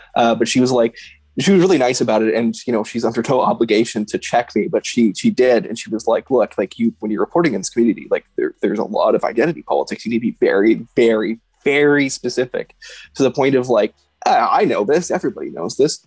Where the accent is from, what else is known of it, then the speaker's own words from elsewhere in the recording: Edmonton, Alberta, Canada; I grew up in Edmonton